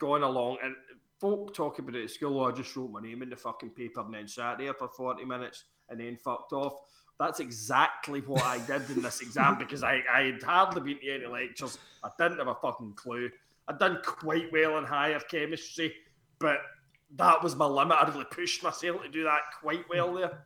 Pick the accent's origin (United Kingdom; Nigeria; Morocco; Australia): United Kingdom; Dunoon, Scotland; also born or lived in Glasgow; I had given up living in Glasgow and that, and I was travelling from Dunoon, like my parents' house every day